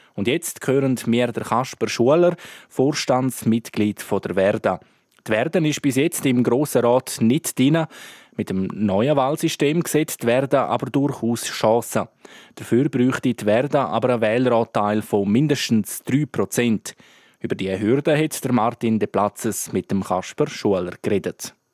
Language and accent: German; Graubünden, Switzerland; bei uns in Grabünde